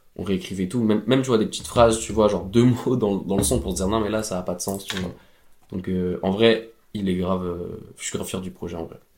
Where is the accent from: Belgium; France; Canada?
France; Drôme, Auvergne-Rhône-Alpes; now in Paris, France; dans ma maison euh, dans la Drôme